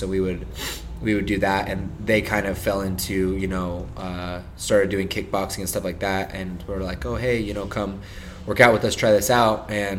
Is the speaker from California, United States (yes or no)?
yes; Encinitas, California, United States; also born or lived in Denver, Colorado; I grew up in Encinitas, California.